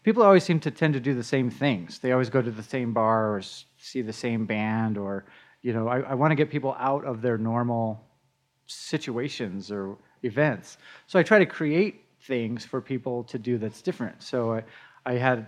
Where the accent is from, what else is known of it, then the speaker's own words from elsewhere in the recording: Denver, Colorado, United States; I'm a Denver native. I was born right on Colorado Boulevard. And grew up in Denver. I've never moved out of state